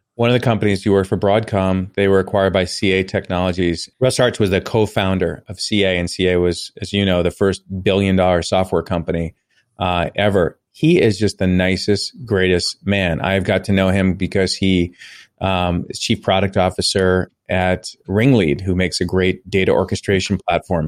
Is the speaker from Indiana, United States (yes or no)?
no; Long Island, New York, United States; I grew up on Long Island